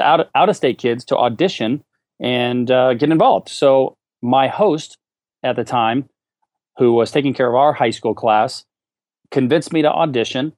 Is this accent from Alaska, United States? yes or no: yes; Alaska, United States; moved away as an adult; also born or lived in Fullerton, California; I moved to California from Alaska where I grew up